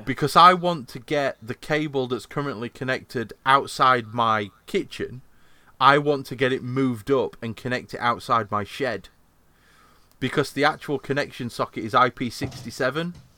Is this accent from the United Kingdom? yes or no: yes; Yorkshire and the Humber, United Kingdom; I'm from Yorkshire